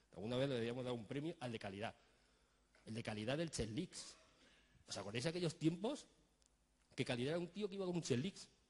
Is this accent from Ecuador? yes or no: no; Spain; Nosotros ponemos fútbol que somos españoles